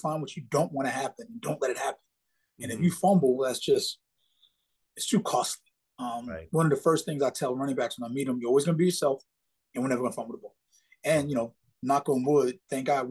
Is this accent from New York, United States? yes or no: yes; New York, United States; Growing up in New York, football is not really big. It's really a basketball state